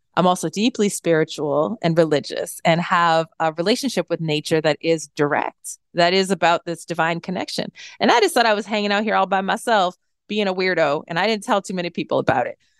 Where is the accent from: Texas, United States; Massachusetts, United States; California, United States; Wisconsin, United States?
Massachusetts, United States; central; We grew up in this rural town in central Massachusetts as the only family of color